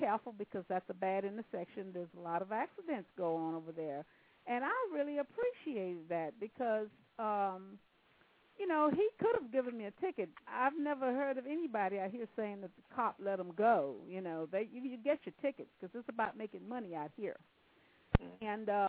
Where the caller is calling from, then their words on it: California, United States; Hi. I'm calling from California.